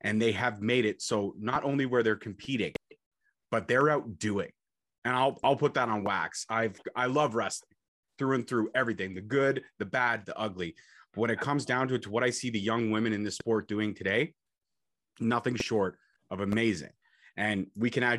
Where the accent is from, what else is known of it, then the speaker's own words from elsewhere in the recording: Canada; I'm Canadian, got to rep Canada